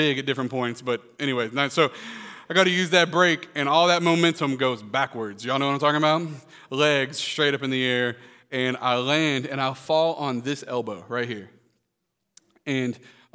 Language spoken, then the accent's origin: English; Florida, United States; We grew up in Florida